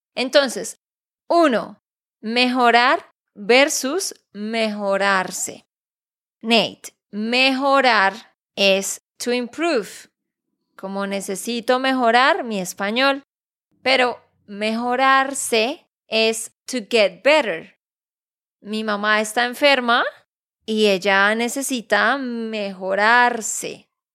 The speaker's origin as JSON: {"language": "Spanish", "region": "Santander", "country": "Colombia", "said": "de Santander, Colombia"}